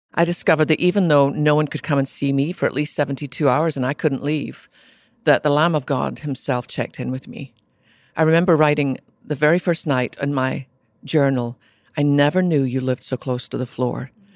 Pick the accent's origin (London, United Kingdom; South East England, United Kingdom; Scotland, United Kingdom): Scotland, United Kingdom; I was born in Scotland to a mum and dad who really loved Jesus, which would not be unusual in America. But in Scotland, where less than 2% of our population even went to church